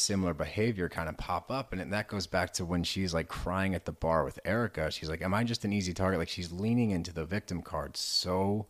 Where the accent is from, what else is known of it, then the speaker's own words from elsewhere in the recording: Texas, United States; I grew up in Texas frequently.